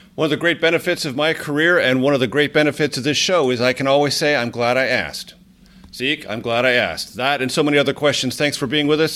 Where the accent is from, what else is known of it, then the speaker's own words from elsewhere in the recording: Coronado, California, United States; my hometown, the Hotel Del California in Coronado, just outside of San Diego